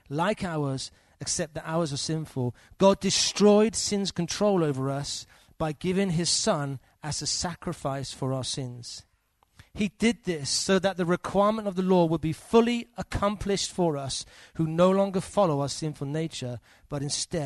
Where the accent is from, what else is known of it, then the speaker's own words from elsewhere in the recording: England, United Kingdom; As an Englishman.